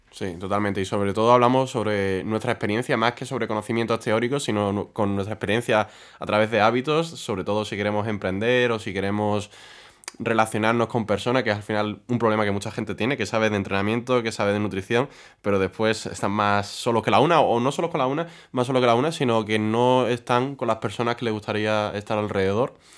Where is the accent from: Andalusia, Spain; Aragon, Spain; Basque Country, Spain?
Andalusia, Spain; Huelva; now in Madrid, Spain; de mi tierra, de Huelva